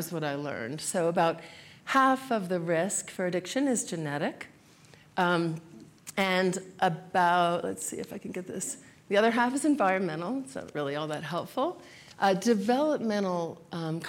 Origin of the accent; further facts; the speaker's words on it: New Jersey, United States; moved away; also born or lived in South Florida; I grew up in New Jersey mostly